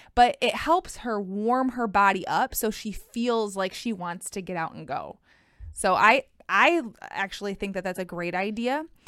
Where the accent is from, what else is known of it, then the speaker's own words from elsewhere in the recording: Michigan, United States; I'm from Michigan